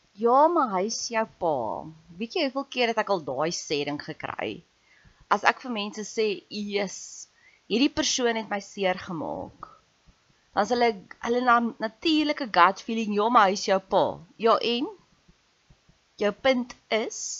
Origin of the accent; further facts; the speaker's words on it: South Africa; ek's ook 'n Suid-Afrikaner